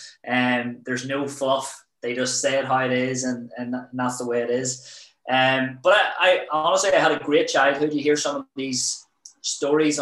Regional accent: Belfast, Northern Ireland, United Kingdom; also born or lived in Preston; I'm from Belfast. Obviously, you know, the troubles were on back then when I was growing up

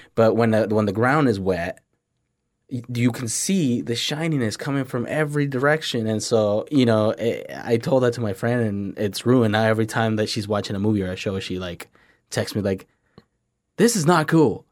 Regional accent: Tampico, Tamaulipas, Mexico; English is a second language; now in United States; born and raised in Mexico

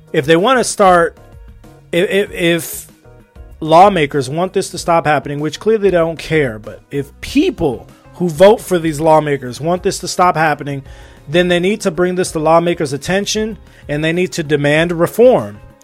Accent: United States; also born or lived in Los Angeles; I'm an American, all right? Live in Los Angeles

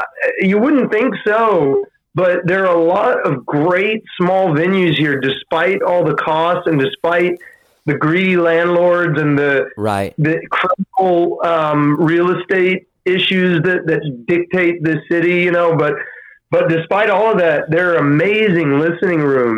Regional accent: Austin, Texas, United States; moved away as an adult; now in New York, United States; growing up in Austin was terrific.

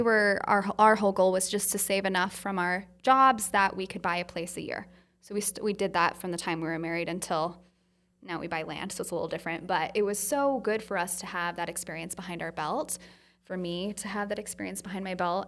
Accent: Utah, United States; I'm from Utah

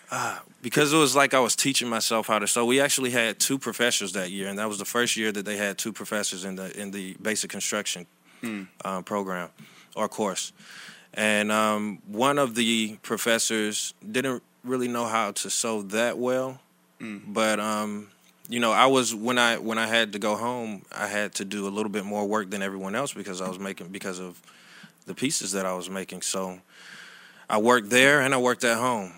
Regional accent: Riverdale, Georgia, United States; moved away as an adult; also born or lived in New York; now in Atlanta, United States; I'm actually from Riverdale, Georgia, which is south of Atlanta.

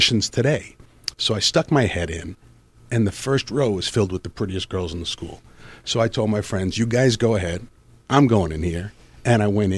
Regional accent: New York City, New York, United States; moved away as an adult; now in Los Angeles, United States; I grew up in Queens

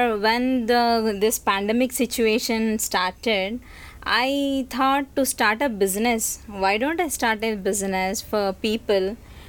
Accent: India; moved away as an adult; now in Hong Kong; I'm from India. … I'm here since a year.

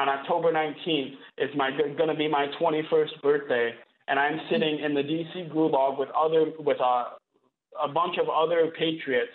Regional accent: Flint, Michigan, United States; from 6 to 16 years old, I grew up in the Michigan foster care system

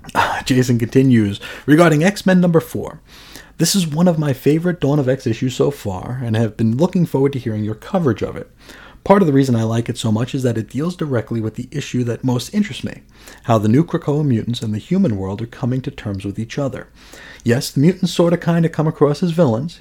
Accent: United States; not only as an American, not only as an ignorant American, but as a willfully ignorant American.

